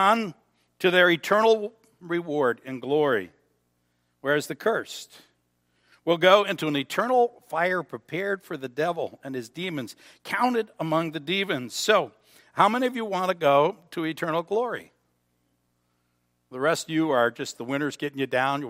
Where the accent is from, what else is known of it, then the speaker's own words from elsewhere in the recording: United States; I'm an American. I belong to the United States of America